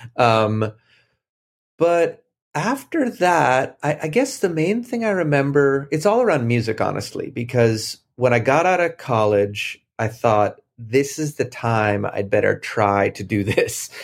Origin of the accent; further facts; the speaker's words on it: Boston, Massachusetts, United States; moved away as an adult; also born or lived in Cambridge / Brookline; I grew up in Boston